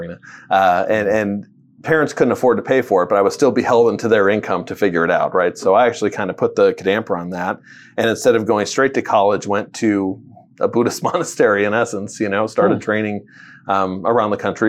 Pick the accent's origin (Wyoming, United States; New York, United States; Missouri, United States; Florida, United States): Missouri, United States; Butler; born or raised there; also born or lived in Würzburg, Germany